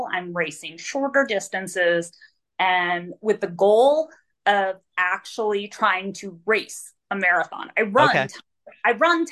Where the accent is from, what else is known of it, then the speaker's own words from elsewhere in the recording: Florida, United States; moved away; I'm from Florida. And I ran in Florida for years and years and years